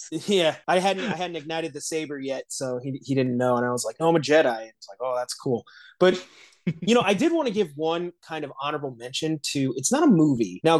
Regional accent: Midwest, United States; now in Los Angeles, United States; growing up in the Midwest, it really was like a neighborhood thing.

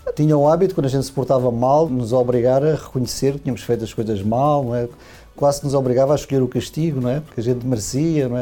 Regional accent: Portugal; moved away as an adult; now in Brazil; é português, né? Portanto, nasci em Portugal há 55 anos

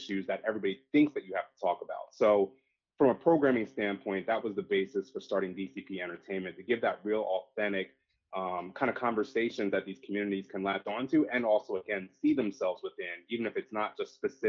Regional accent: Bel Air, Maryland, United States; moved away as an adult; also born or lived in Willingboro, New Jersey / North Jersey; Most of my life growing up was in Harford County in a town called Bel Air

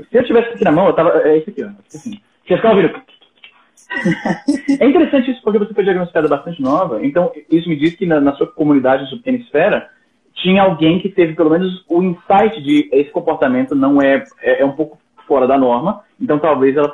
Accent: Fortaleza, Ceará, Brazil; also born or lived in Paraná / Maranhão; now in Canada; eu sou de Fortaleza, mas eu morei no Paraná, morei no Maranhão, e desde 2003 moro no Canadá.

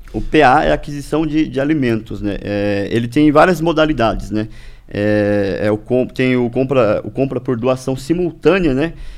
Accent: Ibaiti, Paraná, Brazil; moved away as an adult; also born or lived in Prudentópolis, Paraná; sou natural aqui, é, do, do Paraná mesmo, da região ali do Norte Pioneiro

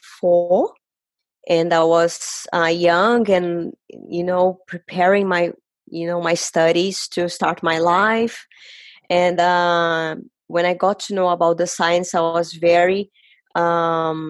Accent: Brazil; moved away; I am originally from Brazil.

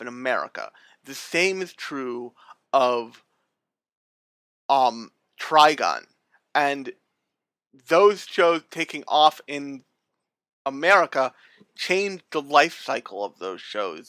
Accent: United States; we're American otaku

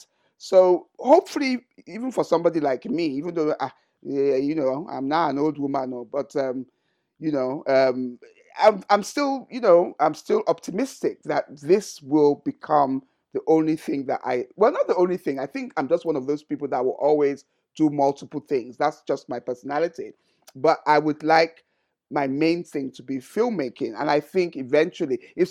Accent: Sagamu, Ogun State, Nigeria; my hometown, Shagamu

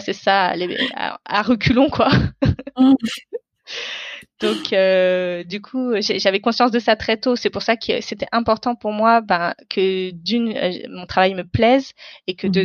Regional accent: beyond the Paris ring road, Île-de-France, France; moved away as an adult; now in Paris, France; je suis française d'origine indienne. J'habite à Paris aujourd'hui, euh, mais je viens euh, d'au-delà du périph où j'ai mhm. grandi et jusqu'à mes études supérieures

